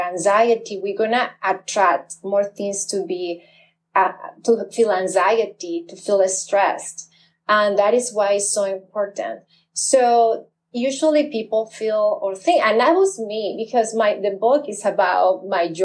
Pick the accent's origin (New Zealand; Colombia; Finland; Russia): Colombia; now in United States; I grew up in Colombia when times were very negative.